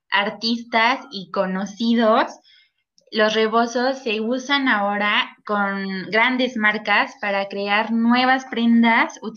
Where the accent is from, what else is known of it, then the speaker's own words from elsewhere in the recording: Mexico; que tenemos nosotros como mexicanos